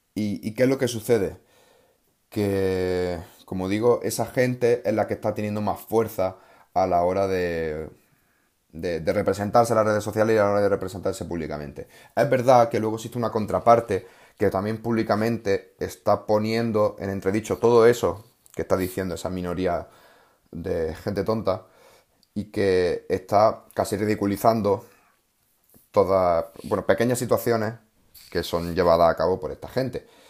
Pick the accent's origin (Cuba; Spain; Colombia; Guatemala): Spain; Córdoba, Andalusia; un pueblo de, de, de, de Córdoba, de donde yo soy